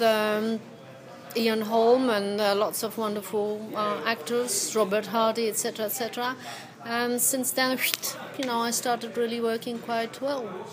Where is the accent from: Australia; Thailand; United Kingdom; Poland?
Poland; English is a second language; moved away; I'm Polish originally